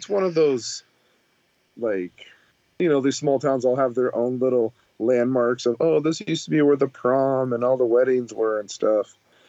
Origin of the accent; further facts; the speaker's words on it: Lakeview, Oregon, United States; now in Sacramento, United States; Because I grew up in Lakeview.